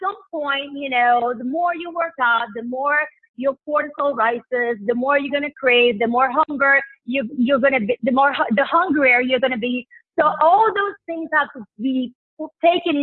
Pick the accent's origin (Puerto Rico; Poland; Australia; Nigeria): Puerto Rico; moved away; Because I lived in Puerto Rico. I grew up in Puerto Rico